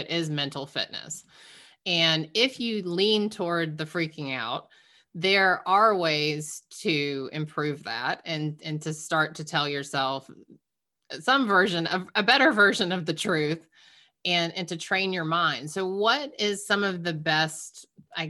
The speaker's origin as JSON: {"language": "English", "region": "Georgia", "country": "United States", "tie": "born or raised there", "moved": "as an adult", "lives_now": "Massachusetts, United States", "said": "I grew up in Georgia and we just moved up to Massachusetts recently"}